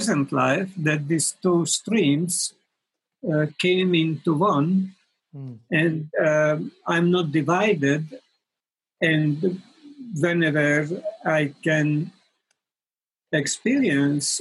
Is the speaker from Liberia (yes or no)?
no; Hungary; moved away as an adult; also born or lived in Paris, France / India / United States; now in Brighton, United Kingdom; I'm a Hungarian-born American living in Brighton